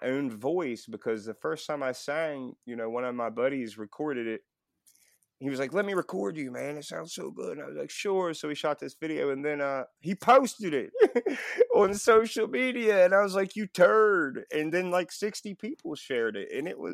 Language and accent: English; Buchanan, West Virginia, United States; I was born in Buchanan, West Virginia. Way out in the middle of the woods